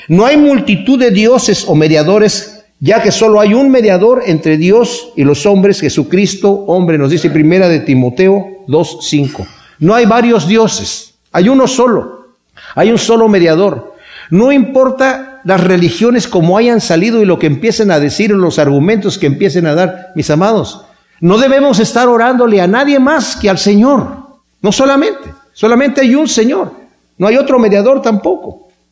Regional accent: Mexico; así pensábamos en México

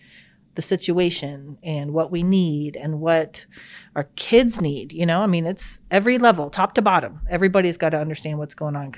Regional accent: Arkansas, United States; And I grew up in Arkansas

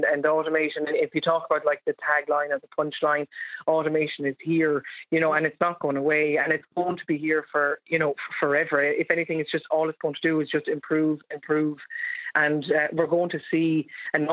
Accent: Ireland; as Irish people

